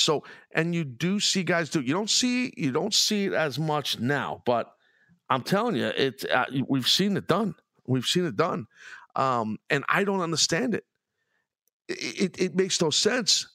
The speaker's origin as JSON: {"language": "English", "town": "New York City", "region": "New York", "country": "United States", "accent": "New York, Brooklyn", "said": "my accent and very New York and, you know, New York City-esque, Brooklyn"}